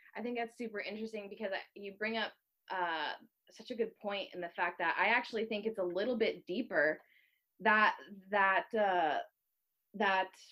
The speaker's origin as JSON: {"language": "English", "region": "Northern Virginia", "country": "United States", "tie": "born or raised there", "moved": "yes", "lives_now": "California, United States", "said": "My family we lived close. We were in Northern Virginia, so we were close enough to Maryland and DC."}